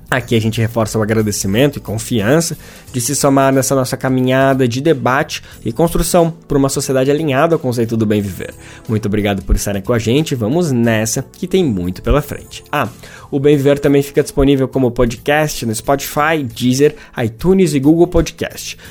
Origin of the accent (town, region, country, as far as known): Brazil